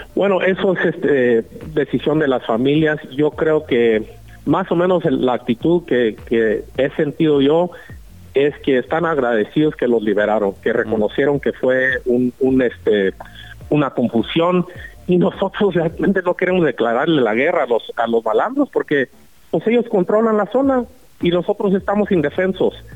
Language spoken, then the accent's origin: Spanish; Mexico; como mexicanos